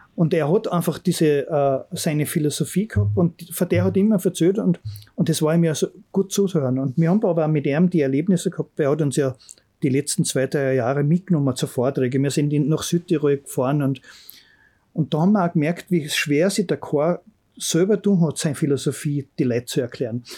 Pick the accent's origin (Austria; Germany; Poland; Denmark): Austria; Bramberg am Wildkogel, Salzburg; wenn mir gefragt werden, woher kommst du, dann sage ich eigentlich, wo ich den Großteil meiner Kindheit erlebt habe. Also ich sage Bramberg